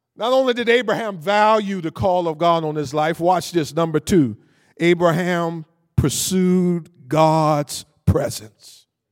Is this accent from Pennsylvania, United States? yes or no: no; Cleveland, Ohio, United States; I grew up in Cleveland, Ohio, from a single parent home